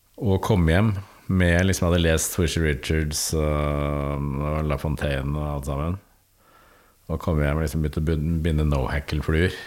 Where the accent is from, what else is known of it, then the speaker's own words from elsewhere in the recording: Bærum, Akershus, Norway; der jeg vokste opp i Bærum